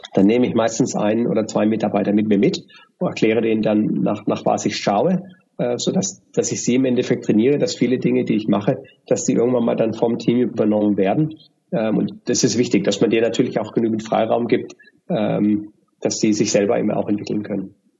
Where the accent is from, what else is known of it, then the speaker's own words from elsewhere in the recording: Germany; moved away as an adult; now in Dubai, United Arab Emirates; durch meinen Akzent, ja, äh, erkennen die Leute, dass ich aus Deutschland bin